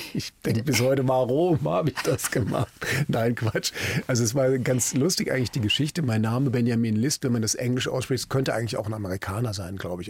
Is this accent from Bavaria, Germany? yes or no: no; Frankfurt am Main, Hesse, Germany; moved away as an adult; also born or lived in Berlin; now in Mülheim an der Ruhr, Germany; nach Frankfurt am Main umgezogen, meiner alten Heimatstadt